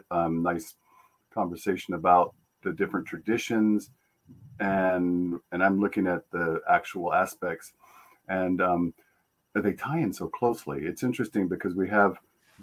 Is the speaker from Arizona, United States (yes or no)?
yes; Tucson, Arizona, United States; I grew up in Tucson